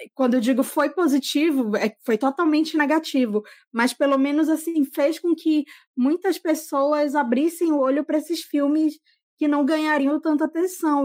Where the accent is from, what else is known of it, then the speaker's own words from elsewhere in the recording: Manaus, Amazonas, Brazil; eu sou daqui de Manaus